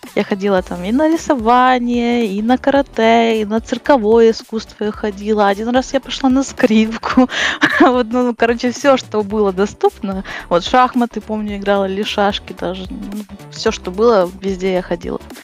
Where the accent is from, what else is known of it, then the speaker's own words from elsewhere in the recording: near Uzhhorod, Zakarpattia Oblast, Ukraine; now in Uzhhorod, Ukraine; Это возле Ужгорода, недалеко, два часа езды.